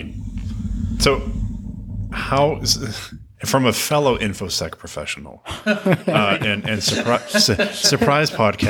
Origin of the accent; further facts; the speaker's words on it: New England, United States; I grew up in New England